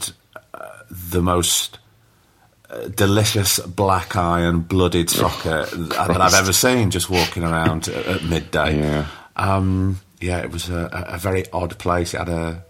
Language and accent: English; Blackpool, North West England, United Kingdom; moved away; growing up in Blackpool